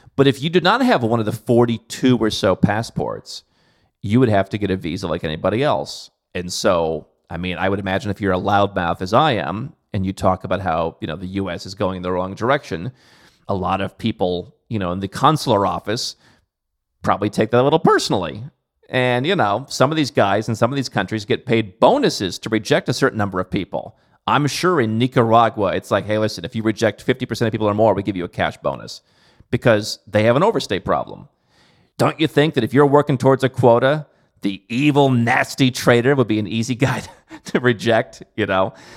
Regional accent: Cleveland, Ohio, United States; moved away; I come from Cleveland

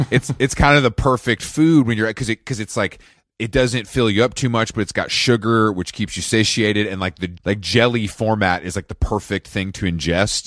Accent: Atlanta, Georgia, United States; moved away; my stature as, like, a kind of returning king to my hometown

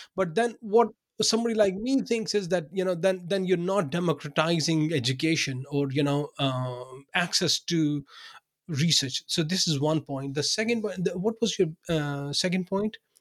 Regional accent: Pakistan; English is a second language; moved away as an adult; also born or lived in Binghamton, New York, United States; now in Denmark; I was born in Pakistan. I worked there for, um, you know, for the first thirty, thirty-two years of my life

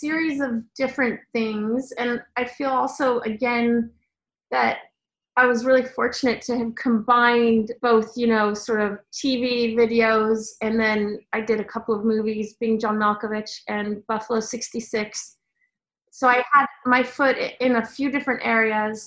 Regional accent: Sweden; moved away; I grew up in Sweden

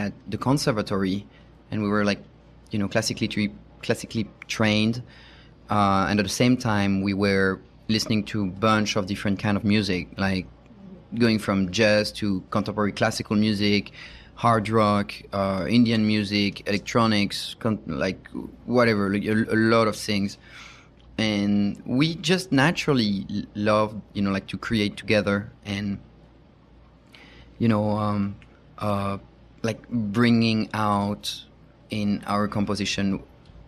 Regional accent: Paris, Île-de-France, France; English is a second language; moved away as an adult; now in United States; I'm from France. Maybe you recognize my accent. Born and raised in Paris.

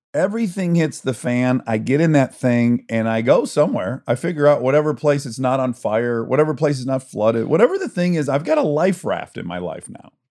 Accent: Michigan, United States; I'm from Michigan. Everyone owns a boat

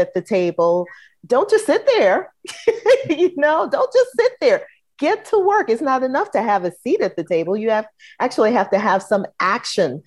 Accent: St. Louis, Missouri, United States; moved away as an adult; also born or lived in Chicago; now in Atlanta, United States; I was born in Chicago, raised in St. Louis, and seasoned in Atlanta

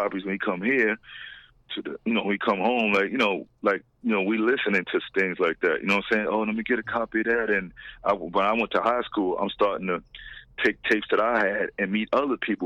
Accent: New York City, New York, United States; Me and AG, we're from Patterson Project

